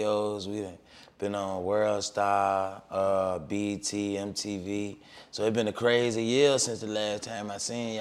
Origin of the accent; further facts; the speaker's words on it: Richmond, Virginia, United States; I'm from Richmond, Virginia.